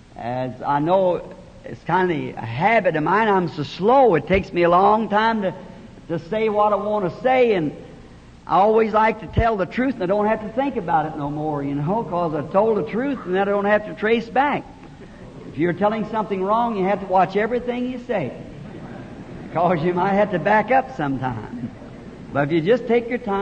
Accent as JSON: {"language": "English", "region": "the South", "country": "United States", "tie": "born or raised there", "also_born_or_lived": "Jeffersonville", "said": "I'm a Southerner by birth"}